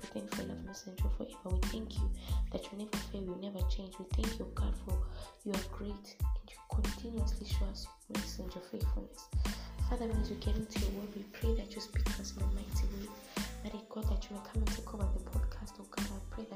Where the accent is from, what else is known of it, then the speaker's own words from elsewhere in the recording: Zimbabwe; we are Africans, we are from Zimbabwe, so we're from Southern Africa.